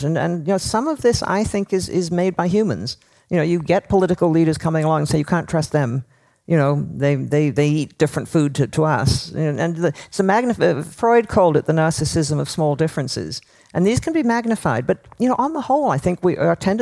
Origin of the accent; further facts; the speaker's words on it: Toronto, Ontario, Canada; I grew up in Toronto